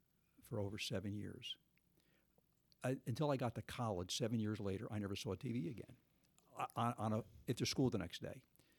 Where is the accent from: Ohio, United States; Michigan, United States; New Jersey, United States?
New Jersey, United States; South River; South River.